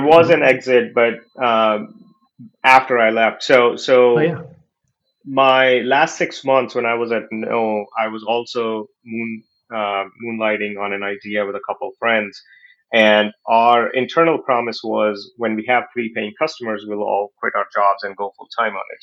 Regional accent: New Delhi, Delhi, India; moved away as an adult; also born or lived in Silicon Valley; I was born in New Delhi, India, in a lower middle income business family. Uh, started working with my dad when I was young

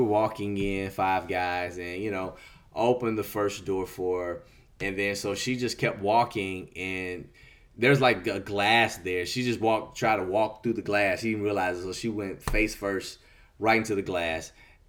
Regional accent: Mississippi, United States; she went back to her hometown, which is Virginia, and I went back to my hometown, which is Mississippi.

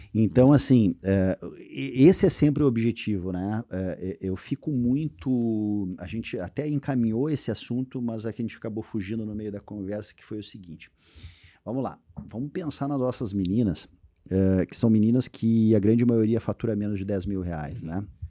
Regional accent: Porto Alegre, Rio Grande do Sul, Brazil; also born or lived in Teutônia; now in Lajeado, Brazil; eu sou um cara que sou nascido criado em Porto Alegre

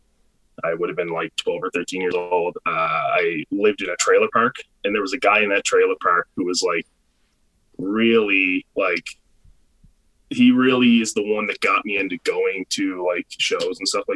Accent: Charlottetown, Prince Edward Island, Canada; I've lived here my whole life

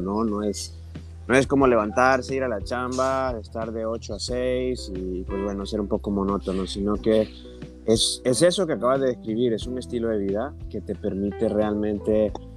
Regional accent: Honduras; moved away as an adult; now in Cozumel, Mexico; soy originario de Honduras

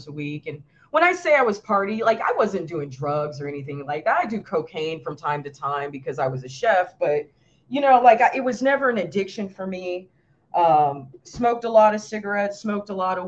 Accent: Los Angeles, California, United States; I grew up in LA. I like to tell people that I grew up in Hollywood because I actually did grow up in Hollywood

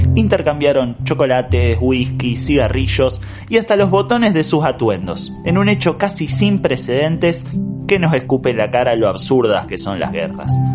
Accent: Argentina; lo que en Argentina llamamos clásico

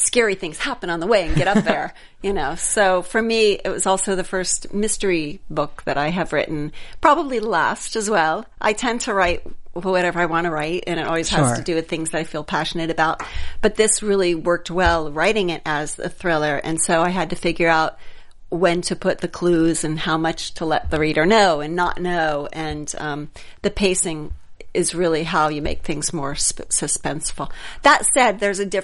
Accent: Ohio, United States; moved away; growing up in Ohio

